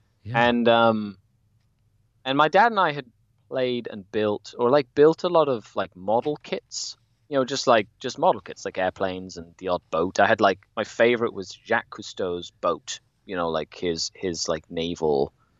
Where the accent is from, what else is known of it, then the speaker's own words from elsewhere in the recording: Cuernavaca, Morelos, Mexico; moved away as an adult; now in Canada; I was born and raised in Mexico, in a place called Cuernavaca, Morelos, which is south of Mexico City. And I bounced around quite a few places in Mexico while I was growing up.